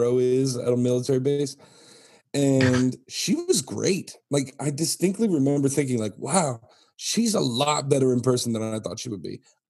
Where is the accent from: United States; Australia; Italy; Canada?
Italy; moved away; And I grew up in Italy